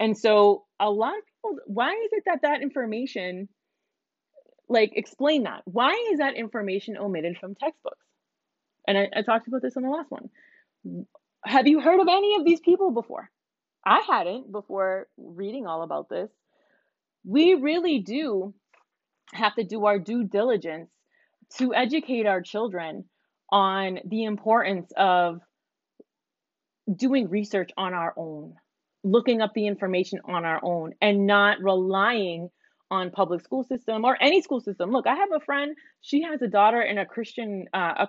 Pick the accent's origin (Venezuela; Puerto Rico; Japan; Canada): Puerto Rico; moved away; I'm Puerto Rican. I'm super proud to be Puerto Rican. I love that my parents moved me out there when I was young so that I could appreciate my the culture that I come from